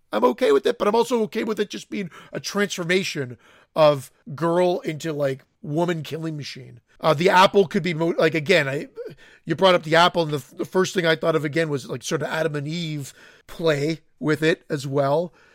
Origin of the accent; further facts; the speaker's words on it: Canada; I'm Canadian. I'm not French Canadian